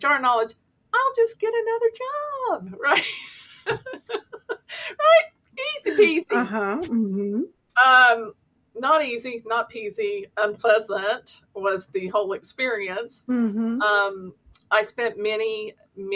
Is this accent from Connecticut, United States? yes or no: no; Kentucky, United States; I'm from Kentucky, and a huge Kentucky Wildcats basketball